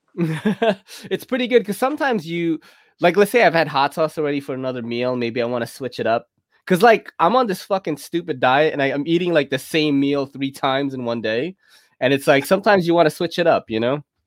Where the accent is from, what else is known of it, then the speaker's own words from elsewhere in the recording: New York City, New York, United States; going to public school in New York City is crazy because you're taking a train when you're like ten.